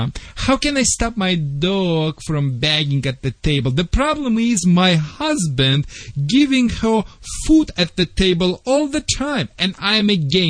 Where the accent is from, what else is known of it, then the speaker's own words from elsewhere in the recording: Czechia; English is a second language; now in United States; Vlade, I am from Czechoslovakia.